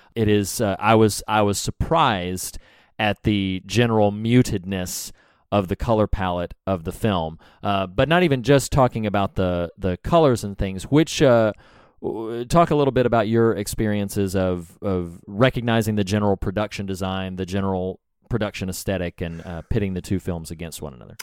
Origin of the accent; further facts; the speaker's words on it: the South, United States; I'm from the South, y'all. We don't talk right.